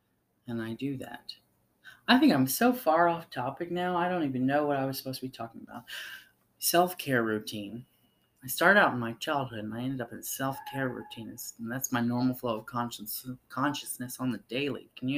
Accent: the South, United States; It's just I come from the South and that was kind of ingrained in me

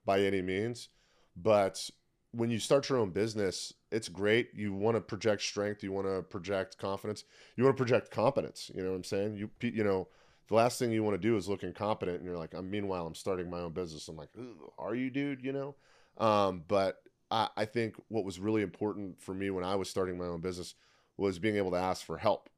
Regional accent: Tampa, Florida, United States; I opened up a CrossFit gym in my hometown of Tampa, Florida

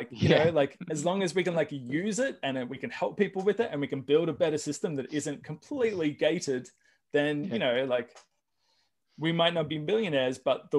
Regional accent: Australia; now in United States; And, you know, we came from Australia, we owned property in Australia.

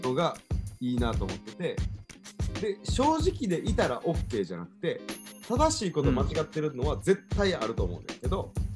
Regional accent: Kansai, Japan; accent: Kansai dialect; also born or lived in Tokyo; 関西弁喋ってても、はいはい関西人やってるな俺

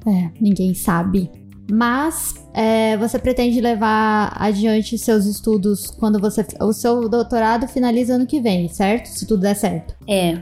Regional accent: Brazil; eu, enquanto brasileira

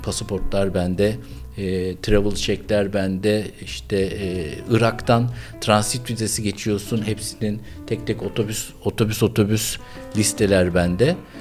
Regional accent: Istanbul, Turkey; born or raised there

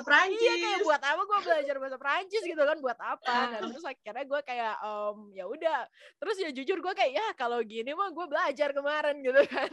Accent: Batam, Riau Islands, Indonesia; moved away as an adult; also born or lived in Jakarta; now in France; gua aslinya Batam. Gua tuh dari Batam

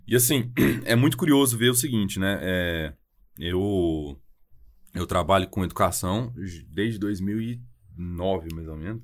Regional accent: Ituiutaba, Minas Gerais, Brazil; accent: mineiro; also born or lived in Brasília / Montreal; eu sou mineiro pelo sotaque, eu sou do Triângulo Mineiro

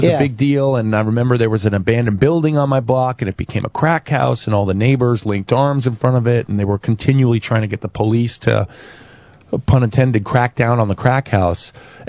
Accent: New York City, New York, United States; I grew up in Chelsea. I grew up on 17th and 7th.

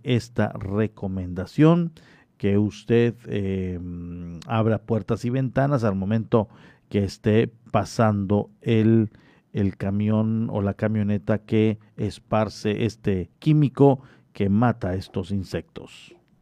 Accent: Solferino, Quintana Roo, Mexico; now in Cozumel, Mexico; en la comunidad de Solferino, ahí en mi pueblo natal

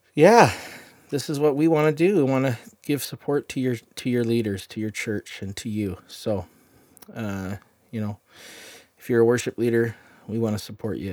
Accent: Chilliwack, British Columbia, Canada; I'm from Chilliwack.

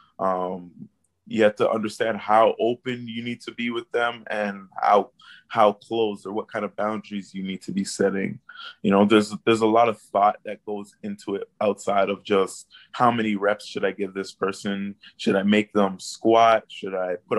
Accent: Canada; my upbringing as a poor person of color, I think, growing up in Canada

